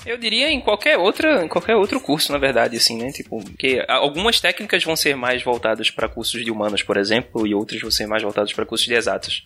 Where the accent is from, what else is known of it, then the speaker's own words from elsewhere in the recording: Recife, Pernambuco, Brazil; Eu sou do Pina e as comunidades ao redor aqui também do Pina